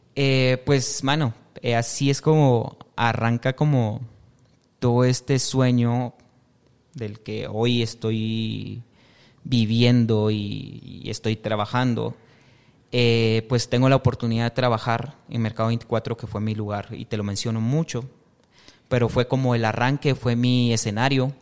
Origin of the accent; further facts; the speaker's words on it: San Pedro Jocopilas, Quiché, Guatemala; moved away as an adult; now in Guatemala City, Guatemala; yo soy del departamento de Quiché, de San Pedro Jocopilas. Es el segundo municipio